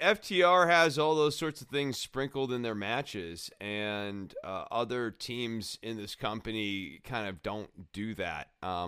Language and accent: English; Cincinnati, Ohio, United States; I just think I'm from Cincinnati. Cincinnati, the Bengals, Cincinnati.